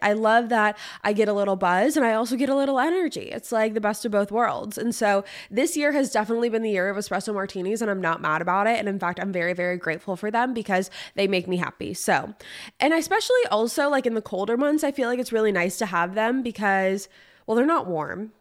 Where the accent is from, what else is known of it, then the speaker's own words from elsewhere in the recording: California, United States; now in Nashville, United States; I'm from California